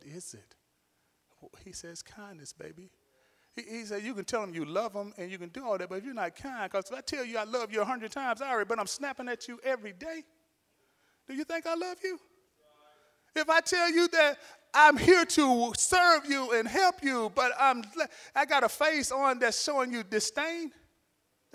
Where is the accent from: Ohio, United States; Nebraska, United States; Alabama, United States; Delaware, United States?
Alabama, United States; I'm from Alabama